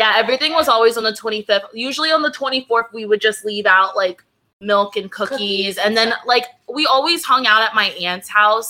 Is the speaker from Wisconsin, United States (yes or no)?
yes; Wisconsin, United States; my American as fuck ass from good old Wisconsin.